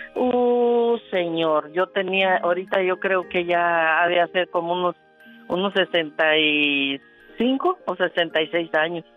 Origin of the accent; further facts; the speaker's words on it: La Soledad, municipality of Chavinda, Michoacán, Mexico; Yo crecí en la Soledad